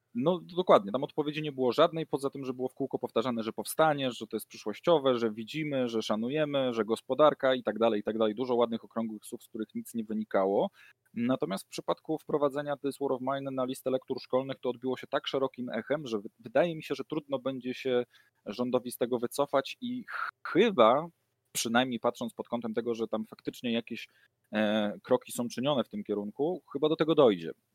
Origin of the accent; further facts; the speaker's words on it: near the Pilchowice bridge, Lower Silesian Voivodeship, Poland; moved away; ja pochodzę z okolic y, mostu, który Tom Cruise chciał wysadzić